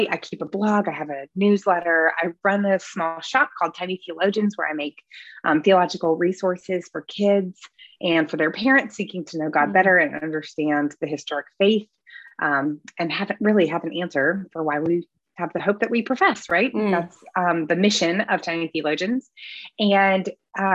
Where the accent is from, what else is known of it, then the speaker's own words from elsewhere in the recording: Midwest, United States; now in Greenville, United States; I grew up in the Midwest